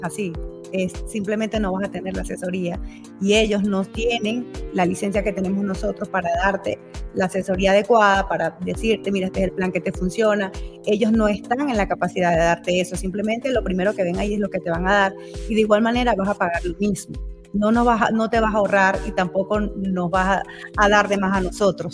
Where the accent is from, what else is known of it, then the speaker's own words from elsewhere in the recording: Maracay, Aragua, Venezuela; moved away as an adult; also born or lived in Zaraza, Guárico, Venezuela; now in Utah, United States; nací en el estado Guárico, soy saraseña, eh, de Sarasa. Eh, allí estuve hasta los ocho años. Luego mis padres decidieron mudarnos, mudarnos pues todos a, a Maracay, estado Aragua. Y bueno, allí estuve